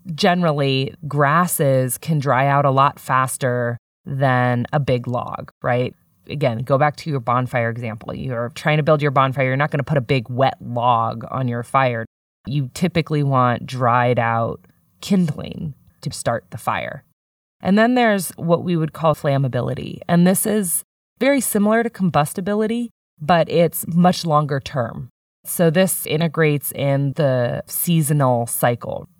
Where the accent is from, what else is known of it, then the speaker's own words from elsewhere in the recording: San Diego, California, United States; moved away as an adult; I grew up in San Diego